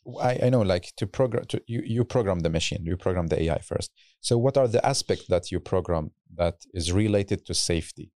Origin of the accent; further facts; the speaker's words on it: Baghdad, Baghdad Governorate, Iraq; moved away; in my home country, in hometown in Baghdad